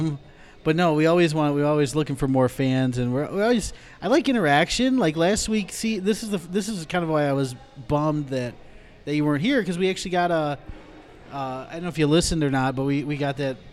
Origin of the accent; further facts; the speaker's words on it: Rockford, Illinois, United States; I'm from Rockford